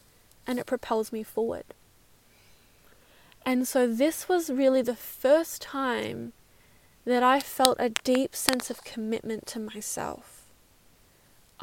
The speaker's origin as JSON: {"language": "English", "town": "Perth", "region": "Western Australia", "country": "Australia", "moved": "yes", "lives_now": "New Zealand", "said": "I'm from Perth"}